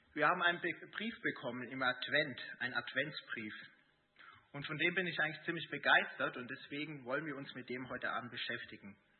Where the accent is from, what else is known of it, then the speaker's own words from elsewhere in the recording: Erding, Bavaria, Germany; moved away as an adult; also born or lived in Gießen; Ich bin in Erding aufgewachsen, äh, habe dann in Gießen studiert